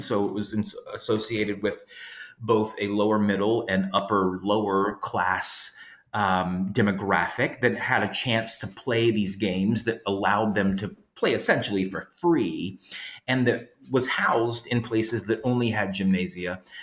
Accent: Louisiana, United States; moved away as an adult; now in Georgia, United States; even though I'm from Louisiana, um, I've lived in Georgia for the past 13 years. And even before that, when I grew up in Louisiana

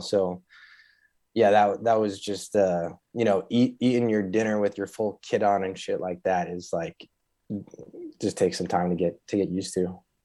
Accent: Chicago, Illinois, United States; I grew up in the North Shore of Chicago

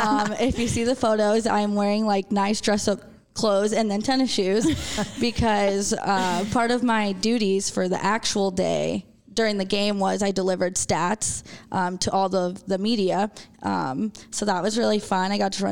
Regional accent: Las Vegas, Nevada, United States; also born or lived in Denver, United States; I was born in Denver, but I grew up in Las Vegas.

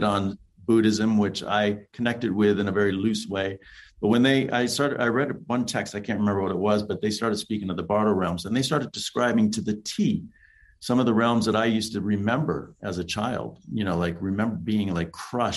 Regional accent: Los Angeles, California, United States; I grew up in Los Angeles where there's a lot of interracial warfare going on

